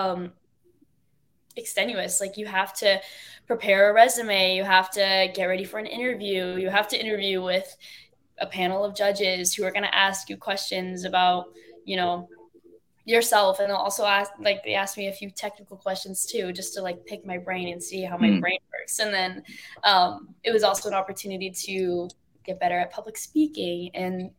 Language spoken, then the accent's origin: English; Dover, Florida, United States; I'm from Tampa, but I grew up on the outskirts of Tampa